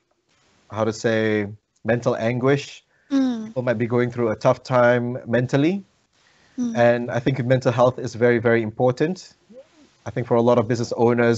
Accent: Malaysia; now in New Zealand; I'm a migrant in this country. I'm originally from Malaysia

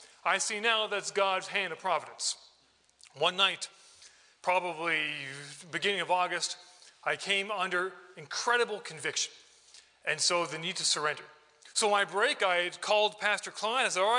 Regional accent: British Columbia, Canada; also born or lived in Calgary, Canada; I was born in Alberta, born in Calgary. My dad was a cowboy, so we were nomadic. We moved 14 times in 7 different years. And then when I was 8, we moved to southern British Columbia

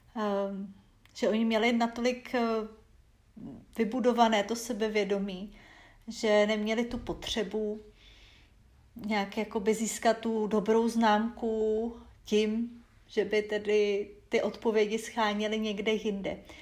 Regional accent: Czechia; also born or lived in Arkansas, United States; u nás

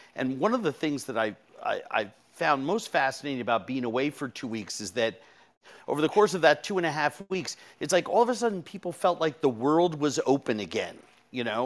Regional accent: New York City, New York, United States; I'm from New York City

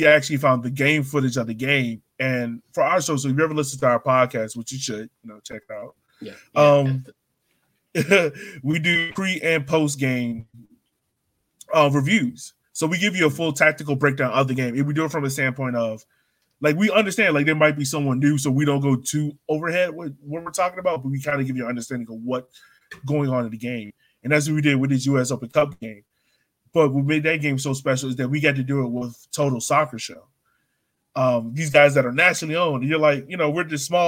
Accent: Richmond, Virginia, United States; growing up in Southside Richmond

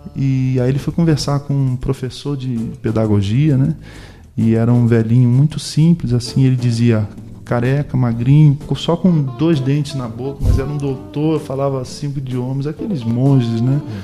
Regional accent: Rio de Janeiro, Brazil; eu sou do Rio de Janeiro, sou, sou da cidade do Rio de Janeiro, sou carioca mesmo

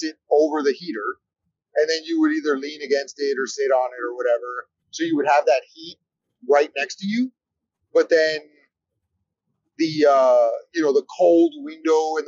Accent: New Jersey, United States; I grew up in New Jersey

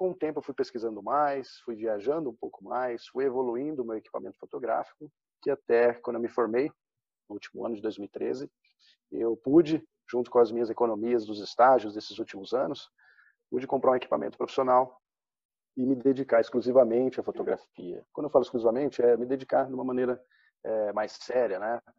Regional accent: Presidente Prudente, São Paulo, Brazil; also born or lived in Londrina; Sou natural do interior de São Paulo, presidente prudente. Só que meu pai, ao decorrer da vida, mudou muitas vezes de cidade a respeito do seu trabalho e a gente acompanhou.

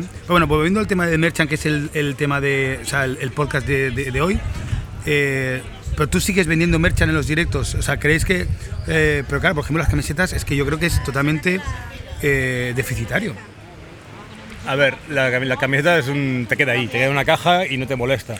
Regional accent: Mataró, Catalonia, Spain; estoy en Mataró, mi pueblo.

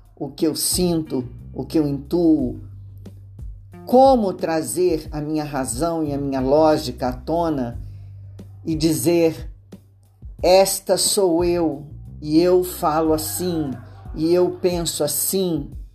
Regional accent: Brazil

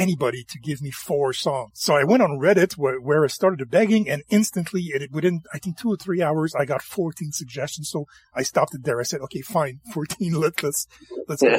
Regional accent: rural Quebec, Canada; I'm French Canadian

